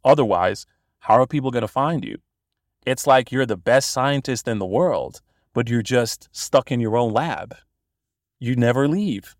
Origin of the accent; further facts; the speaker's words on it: Bosnia & Herzegovina; I'm from Bosnia originally. I'm a Bosnian born and bred